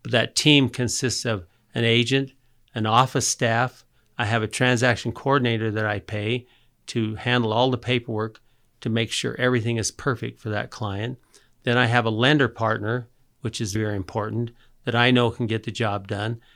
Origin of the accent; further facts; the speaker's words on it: Murray, Utah, United States; also born or lived in San Diego; I was born here in Murray, lived in San Diego. In fact, I grew up just about two blocks from here